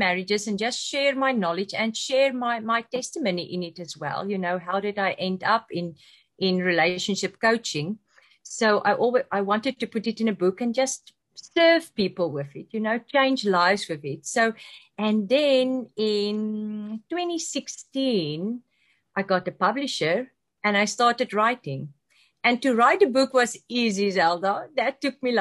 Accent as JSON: {"language": "English", "country": "South Africa", "moved": "as an adult", "lives_now": "London, Canada", "said": "I'm also from South Africa"}